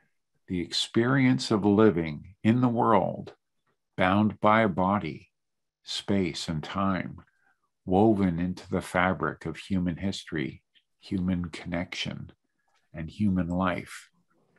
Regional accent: Canada; also born or lived in Montreal / Calgary / Toronto; I'm Canadian

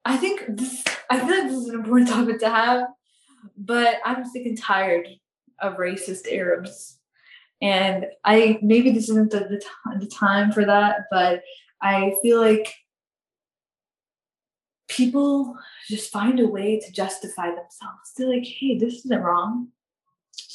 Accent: United States; I grew up in America. I've been living in America since 2002 or 2003

